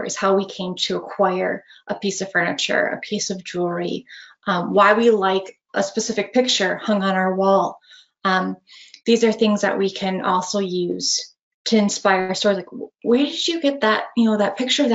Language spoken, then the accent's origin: English; Northeast Wisconsin, United States; I grew up in Northeast Wisconsin